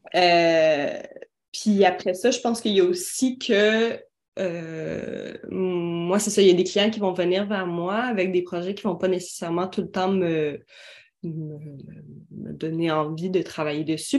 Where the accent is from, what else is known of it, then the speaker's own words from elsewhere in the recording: Quebec, Canada; Moi, je suis québécoise